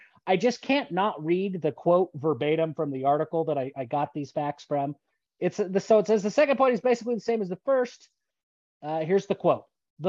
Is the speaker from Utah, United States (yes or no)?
yes; Logan, Utah, United States; I'm a Cache Valley guy. I was born in Logan. My family still lives in Logan.